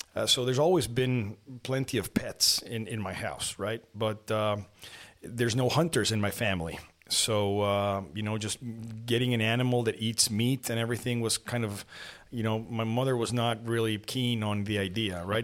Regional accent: Lima, Peru; also born or lived in Mexico City, Mexico; now in Monterrey, Mexico; I was born in Mexico City and then because of my, my mother's work, we moved to Lima, Peru.

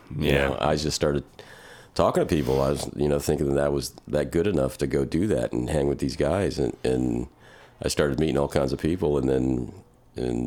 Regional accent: Germany; now in North Carolina, United States; I'm half German, so I was born in Germany. Yeah. Yeah. And, you know, grew up on with my uncles on a farm kind of thing

